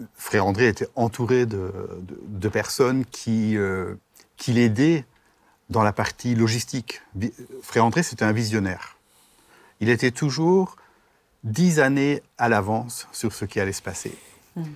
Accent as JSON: {"language": "French", "town": "Brussels", "region": "Brussels-Capital Region", "country": "Belgium", "moved": "as an adult", "lives_now": "Strasbourg, France", "said": "je viens de Bruxelles"}